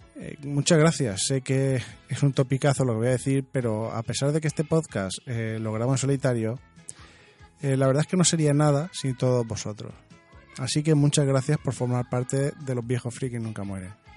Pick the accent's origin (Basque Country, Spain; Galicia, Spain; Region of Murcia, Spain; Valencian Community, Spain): Region of Murcia, Spain; yo soy murciano